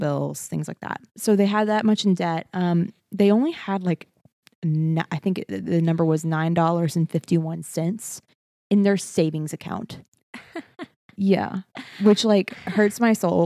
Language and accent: English; Beaumont, Texas, United States; moved away; Every time I go home to Beaumont, I feel like my accent comes out a little bit more.